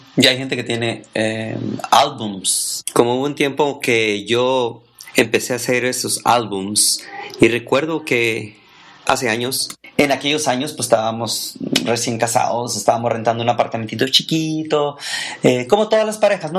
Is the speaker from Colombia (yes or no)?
no; Ensenada, Baja California, Mexico; also born or lived in Tijuana / Tecate; now in United States; soy mexicano, nacido en Tijuana, criado en Ensenada y viví dos, tres años en Tecate